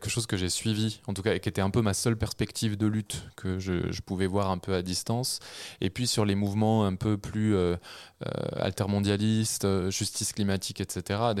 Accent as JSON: {"language": "French", "region": "Normandy", "country": "France", "tie": "born or raised there", "said": "Moi, j'ai grandi en Normandie, euh, j'ai fait mes, mes débuts, enfin, quasiment toutes mes études. Euh, à Paris euh, ensuite."}